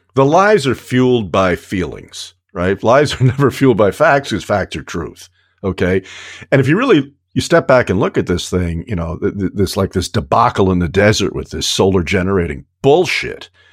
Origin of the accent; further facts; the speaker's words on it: New York, United States; as a kid growing up in New York